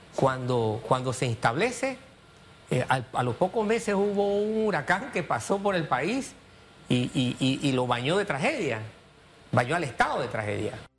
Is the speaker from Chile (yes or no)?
no; Panama; como ciudadano panameño